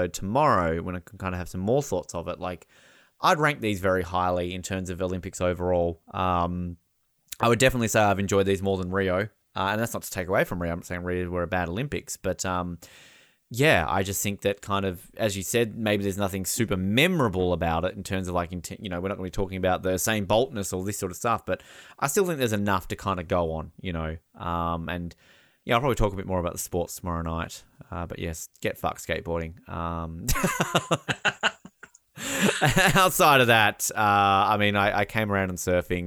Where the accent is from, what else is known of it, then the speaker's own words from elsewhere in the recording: Australia; as an Australian